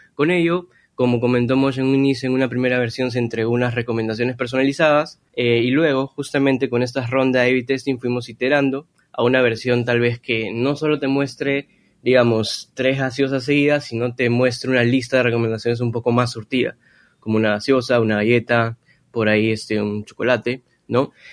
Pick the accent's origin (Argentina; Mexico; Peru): Peru; now in Lima, Peru; nací en Perú y también resido en Lima